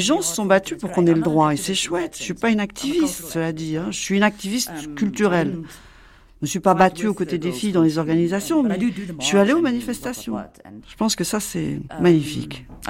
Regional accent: Krugersdorp, Gauteng, South Africa; en grandissant à Krugersdorp

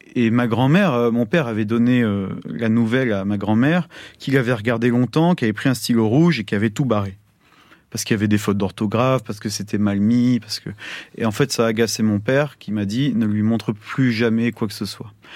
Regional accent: France; chez nous, en France

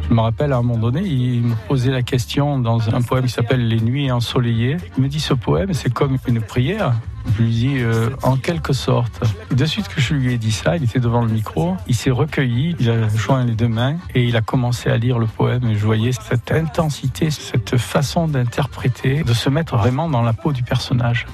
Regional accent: Sorgues, Provence-Alpes-Côte d'Azur, France; Je suis né à Sors

